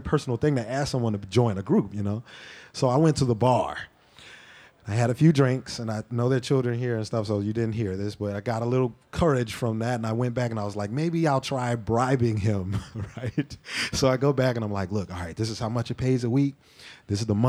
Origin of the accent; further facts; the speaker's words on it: New Orleans, Louisiana, United States; I'm from New Orleans